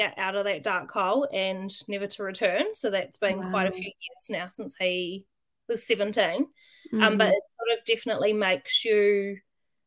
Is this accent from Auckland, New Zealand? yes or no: no; Waitara, Taranaki, New Zealand; I grew up in Waitara. So it's a small town